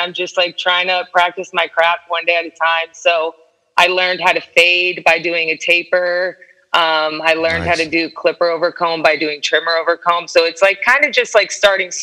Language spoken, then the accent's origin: English; Stuart, Florida, United States; also born or lived in New Jersey / Parkland, Florida; now in Orlando, United States; I did all my growing up in this really small town on the water called Stuart, Florida.